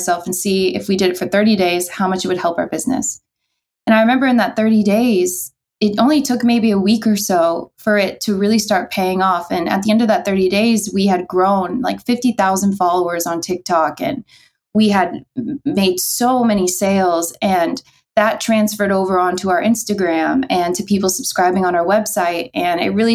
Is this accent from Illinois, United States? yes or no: yes; Southern Illinois, United States; now in Kansas City, United States; from Southern Illinois, right across the river, like 20 minutes from St. Louis